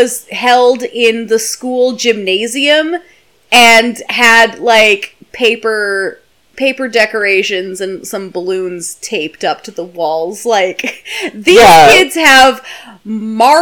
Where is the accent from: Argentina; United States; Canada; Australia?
Canada; We are both Canadian